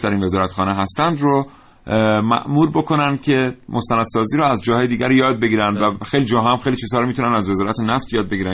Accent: Iran; من ایرانی هستم

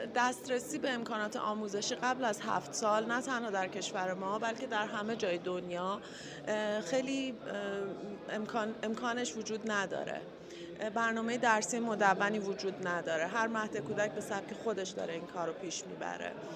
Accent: Iran; moved away; also born or lived in England; بعد از 13 سال تحصیل و کار در کشور انگلستان برگشتم ایران

